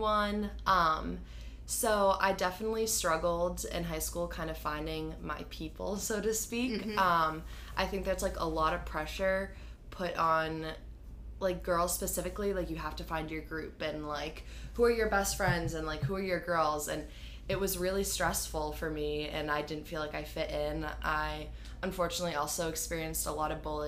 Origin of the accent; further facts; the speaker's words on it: Grafton, Massachusetts, United States; I'm from Grafton, Mass.